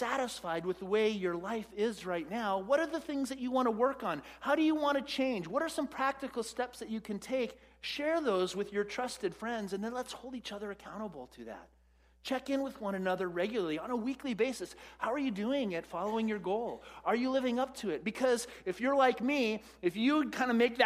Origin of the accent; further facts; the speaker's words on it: United States; as American Western Christians